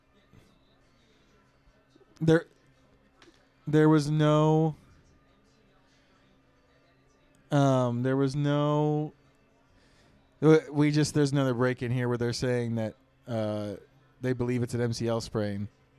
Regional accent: Wisconsin, United States; Since I was born in Wisconsin

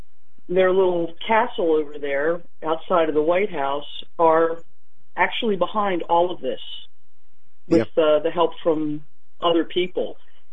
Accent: eastern Pennsylvania, United States; now in Texas, United States; I'm from the east part of Pennsylvania, but now I'm Texan.

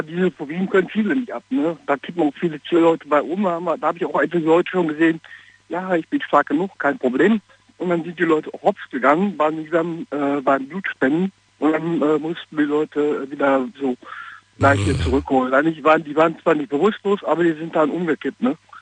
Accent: Wanne-Eickel, North Rhine-Westphalia, Germany; moved away as an adult; also born or lived in Bromberg near Pforzheim; now in Pforzheim area, Germany; Ich komme eigentlich aus Nordrhein-Westfalen bei Wanne Eickel. Ich bin hier hingezogen zum Arbeiten

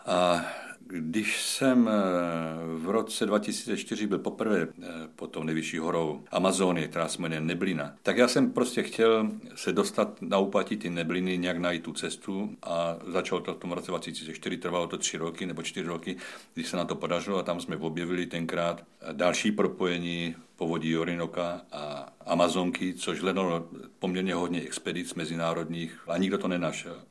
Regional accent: South Moravian Region, Czechia; Jsem z Jižní Moravy.

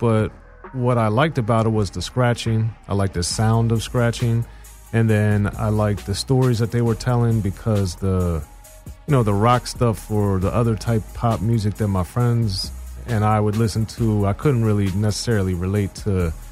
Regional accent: Gambrills, Maryland, United States; moved away as an adult; also born or lived in Silver Spring, Maryland / Chicago; now in Los Angeles, United States; I grew up right in between Baltimore and D.C. in a little city called Gambrills.

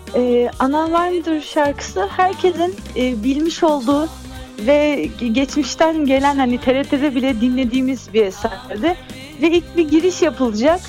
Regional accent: Istanbul, Turkey; also born or lived in Artvin (family origin); now in Izmir, Turkey; doğum yerim tabii ki de İstanbul. Hani orada e, doğdum, Bahçeli Evler'de doğdum ama kökenim hep e, Karadeniz'de

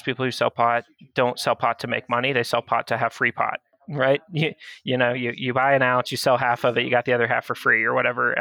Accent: Florida, United States; born or raised there; also born or lived in Georgia

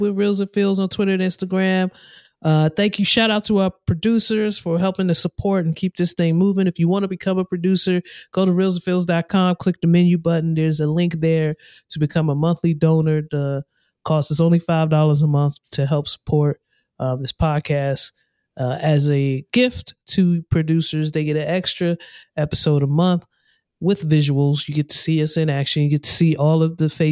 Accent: Prince George's County, Maryland, United States; moved away; I come from Prince George's County. I come from a state of Maryland

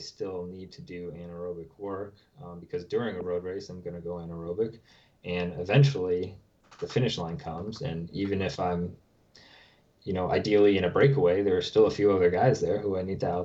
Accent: New Hampshire, United States; also born or lived in Maryland; I grew up in New Hampshire. I live here now.

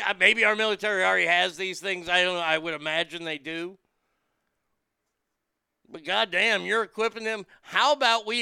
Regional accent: Garland, Texas, United States; my hometown of Garland, Texas

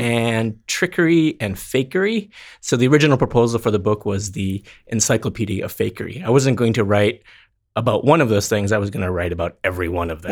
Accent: North Dakota, United States; moved away; my hometown of North Dakota

